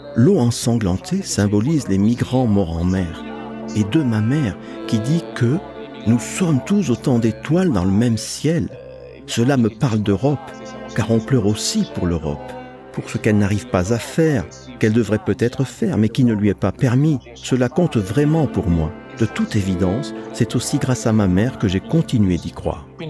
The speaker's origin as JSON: {"language": "French", "town": "Forte dei Marmi", "region": "Tuscany", "country": "Italy", "tie": "born or raised there", "said": "Je suis né et j'ai grandi en Toscane, à Forte dei Marmi"}